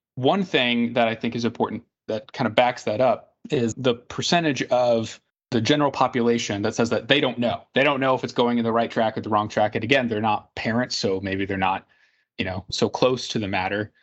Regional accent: Indianapolis, Indiana, United States; my hometown of Indianapolis

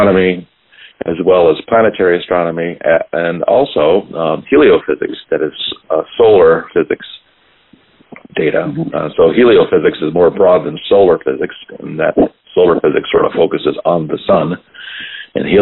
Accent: Baton Rouge, Louisiana, United States; moved away; I am from Louisiana, and I'm actually from Baton Rouge

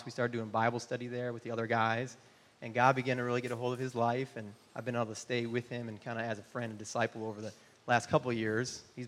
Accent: Michigan, United States; also born or lived in North Carolina / Amsterdam, Netherlands; now in Austin, United States; I grew up in Michigan.

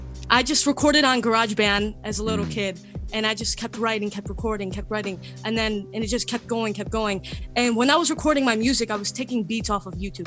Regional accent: Cleveland, Ohio, United States; I'm from Cleveland, Ohio.

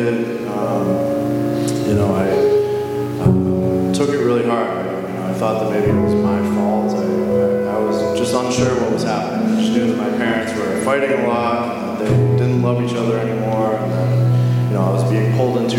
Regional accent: Northborough, Massachusetts, United States; I'm from Northborough, Massachusetts

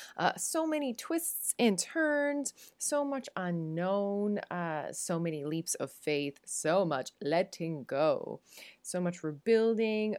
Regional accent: Newfoundland and Labrador, Canada; moved away; as a Newfoundlander

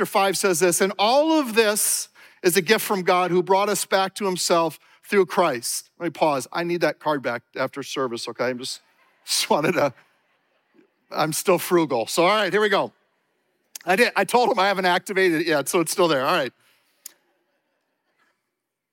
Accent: Minnesota, United States; I grew up here in Minnesota

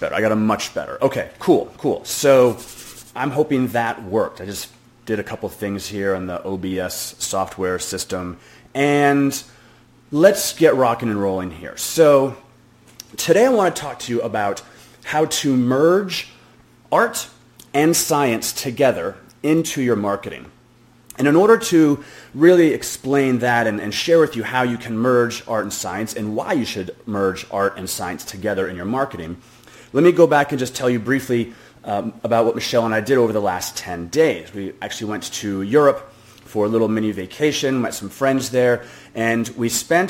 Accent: Boston, Massachusetts, United States; I'm from Boston too

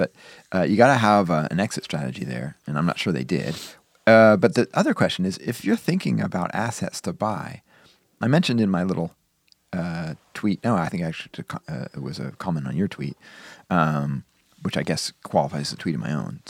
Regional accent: Wisconsin, United States; It was always there when I was growing up in Wisconsin.

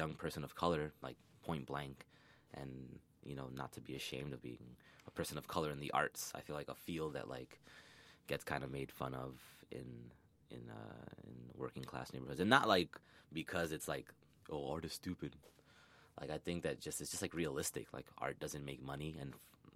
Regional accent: New York City, New York, United States; I grew up in the Bronx

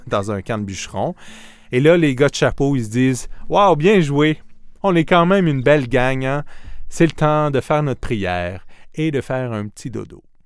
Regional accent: Outaouais, Quebec, Canada; j'ai grandi en Outaouais

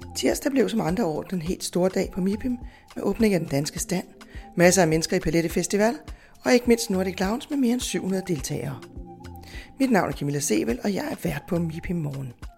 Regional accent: Denmark; vi som danskere

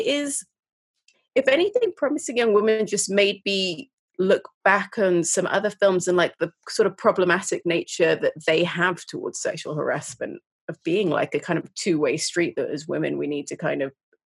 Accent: Sudan; I'm from Sudan

